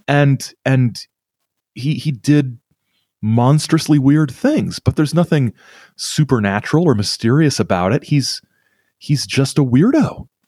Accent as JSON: {"language": "English", "area": "Whitley County", "region": "northeastern Indiana", "country": "United States", "tie": "born or raised there", "said": "not quite my hometown, but the county that I'm from, uh, Whitley County in, uh, northeastern Indiana"}